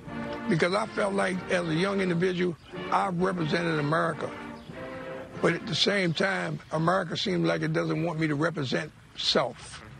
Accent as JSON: {"language": "English", "town": "New York City", "region": "New York", "country": "United States", "tie": "born or raised there", "said": "I was raised in Harlem."}